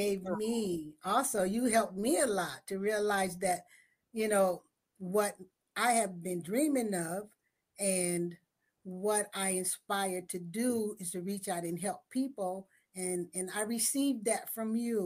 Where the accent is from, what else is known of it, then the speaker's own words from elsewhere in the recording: San Francisco, California, United States; I was raised in San Francisco in the Western Addition